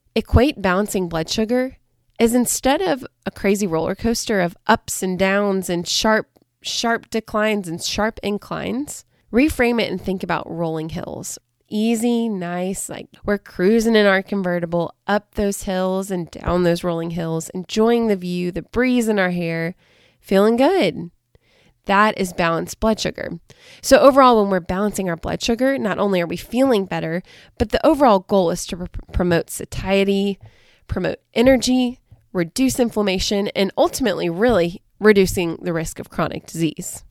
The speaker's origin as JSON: {"language": "English", "region": "Southern Alabama", "country": "United States", "said": "I'm from Southern Alabama, right on the coast"}